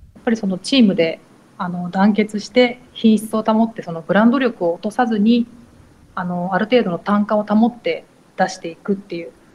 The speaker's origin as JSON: {"language": "Japanese", "town": "Handa", "region": "Aichi", "country": "Japan", "tie": "born or raised there", "said": "私は愛知県の知多半島の半田市です。"}